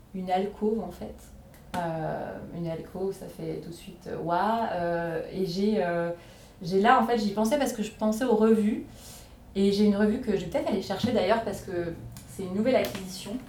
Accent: Bourgogne-Franche-Comté, France; moved away; chez moi en Franche-Comté

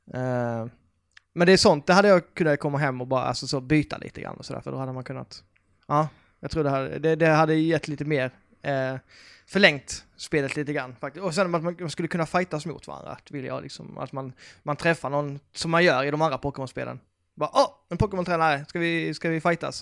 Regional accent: Karlshamn, Blekinge, Sweden; moved away; min hemstad Karlshamn

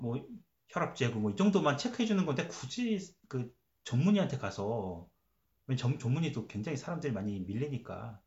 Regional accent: South Korea; now in Canada; 한국 사람이니까

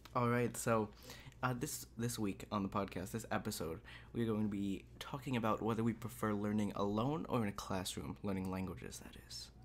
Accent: United States; We're from America

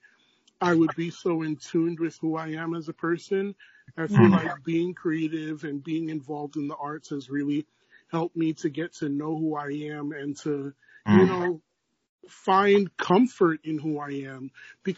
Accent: New York City, New York, United States; Born and raised in Brooklyn, New York

